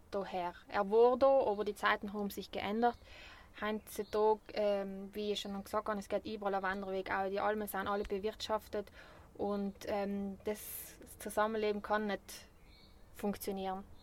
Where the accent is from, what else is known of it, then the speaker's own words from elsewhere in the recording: Bavaria, Germany; weil ich bin ja Bayerin